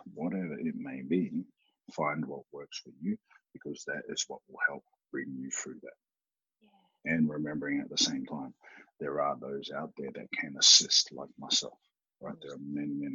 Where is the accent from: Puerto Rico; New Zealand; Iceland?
New Zealand; I am Māori from New Zealand